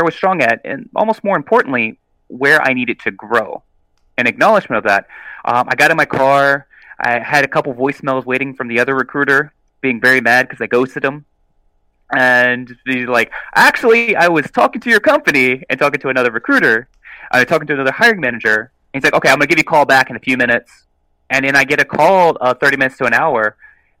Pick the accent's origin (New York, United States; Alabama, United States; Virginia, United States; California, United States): Alabama, United States; South; I'm from South Alabama